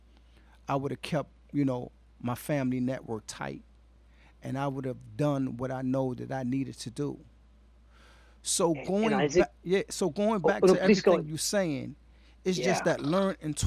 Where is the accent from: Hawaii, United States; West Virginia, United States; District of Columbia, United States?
District of Columbia, United States; Washington; I currently work in New York City, but I'm originally from Washington, D.C. Southeast raised, Southeast born